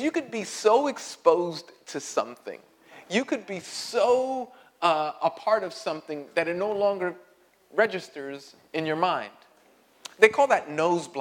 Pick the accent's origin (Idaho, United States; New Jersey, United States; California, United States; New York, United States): New York, United States; New York City; I grew up in Greenpoint